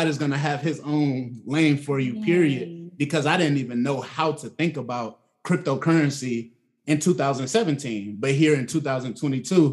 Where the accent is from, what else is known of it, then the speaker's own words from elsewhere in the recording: Atlanta, Georgia, United States; I'm from Atlanta, well, the south side of Atlanta